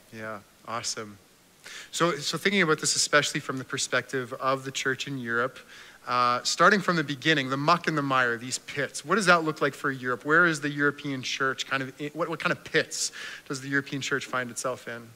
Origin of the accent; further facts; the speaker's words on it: Canada; as a Canadian